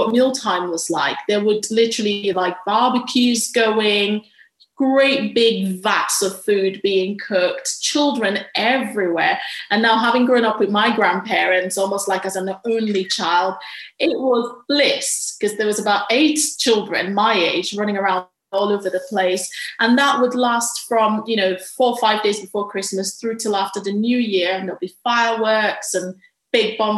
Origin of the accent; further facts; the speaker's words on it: Nigeria; moved away; Growing up in Nigeria